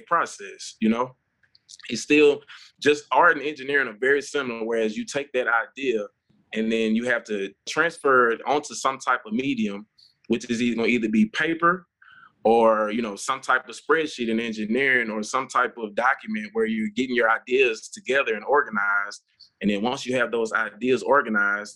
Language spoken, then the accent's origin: English; Jackson, Mississippi, United States; moved away as an adult; now in Memphis, United States; I grew up in Jackson, Mississippi, small town